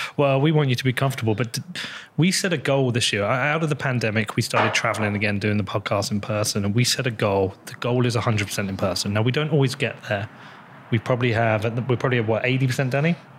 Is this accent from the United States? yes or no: no; United Kingdom; I'm British, European